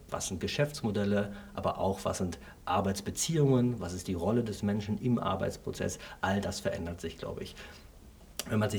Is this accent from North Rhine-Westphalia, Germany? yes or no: yes; Essen, North Rhine-Westphalia, Germany; ich komme aus dem Ruhrgebiet, aus Essen.